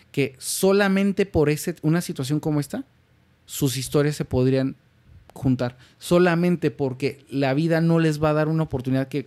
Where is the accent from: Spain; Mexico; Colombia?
Mexico; como mexicano mi lógica rápida es